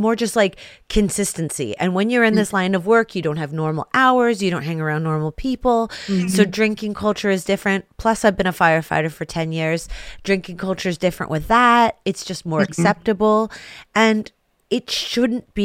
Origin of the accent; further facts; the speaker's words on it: Canada; we're Canadian sisters